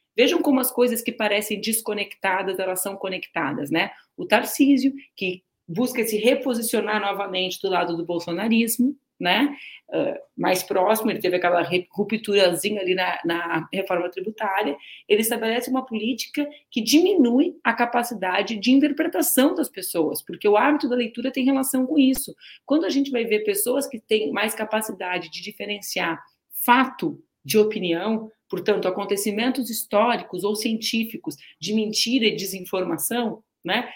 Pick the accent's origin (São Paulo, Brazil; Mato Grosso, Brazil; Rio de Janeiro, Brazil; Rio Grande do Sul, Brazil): Rio Grande do Sul, Brazil; Eu não sou paulista, eu sou do estado do Rio Grande do Sul